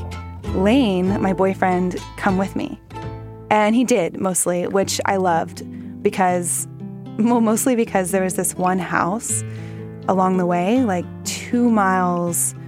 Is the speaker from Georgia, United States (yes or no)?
no; Houston, Texas, United States; now in Los Angeles, United States; I'm from Houston